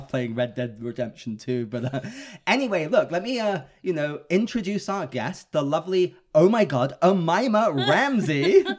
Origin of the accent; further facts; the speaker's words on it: England, United Kingdom; moved away; I grew up in England.